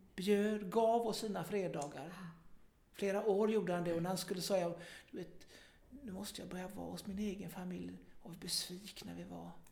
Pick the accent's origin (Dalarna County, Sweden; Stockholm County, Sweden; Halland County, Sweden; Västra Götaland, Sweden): Halland County, Sweden; Kungsbacka; also born or lived in Gothenburg; lokaltidningen där jag växte upp, Norra Halland